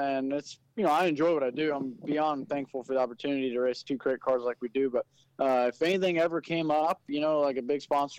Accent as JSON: {"language": "English", "region": "New Jersey", "country": "United States", "tie": "born there", "moved": "yes", "said": "well, I was born in New Jersey. We moved down here"}